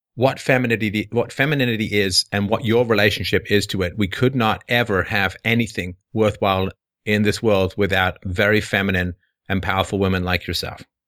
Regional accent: England, United Kingdom; I grew up with a lot of patriotism growing up in England.

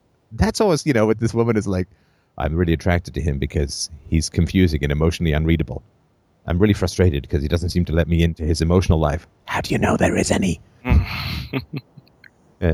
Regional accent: Ireland; moved away; I was born in Ireland

